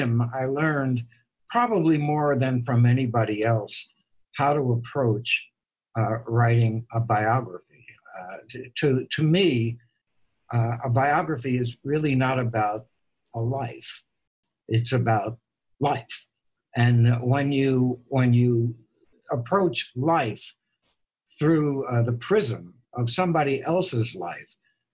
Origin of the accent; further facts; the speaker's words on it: New York City, New York, United States; moved away as an adult; also born or lived in Los Angeles; now in New York City, United States; when I grew up in New York City